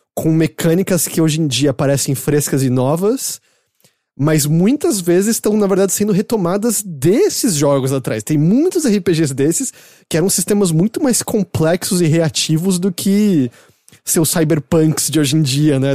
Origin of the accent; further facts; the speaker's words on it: São Paulo, Brazil; moved away as an adult; now in Japan; eu sou internacional, mas sou de São Paulo